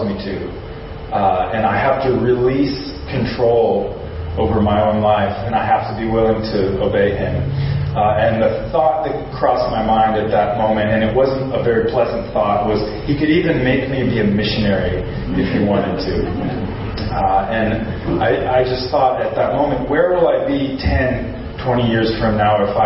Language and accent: English; Simi Valley, California, United States; moved away as an adult; also born or lived in Long Beach, United States; now in Osaka, Japan; I am from Simi Valley